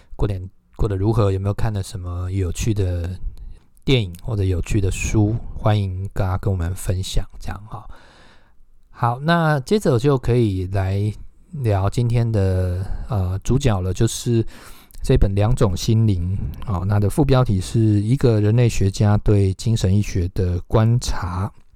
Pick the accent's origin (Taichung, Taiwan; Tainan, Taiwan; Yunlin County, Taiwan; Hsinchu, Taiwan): Yunlin County, Taiwan; Huwei; moved away; 回到我的家乡湖尾